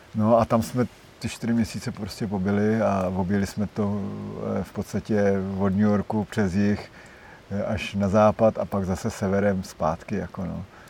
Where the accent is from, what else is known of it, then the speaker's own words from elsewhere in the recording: Czechia; já jako jediný Čech